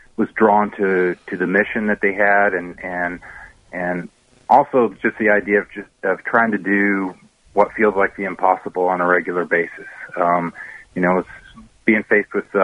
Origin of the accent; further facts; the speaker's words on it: Lexington, Kentucky, United States; moved away; I grew up in Lexington and went to the University of Kentucky